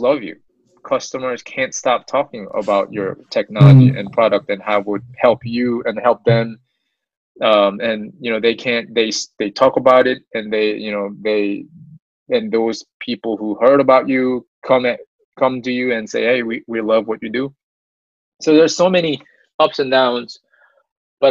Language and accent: English; South Korea; now in United States; I was born in the States, but most of my young days, I grew up in Korea